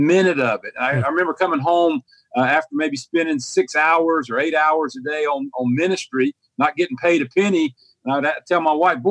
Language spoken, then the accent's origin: English; High Point, North Carolina, United States; I was raised in High Point, normal middle-class family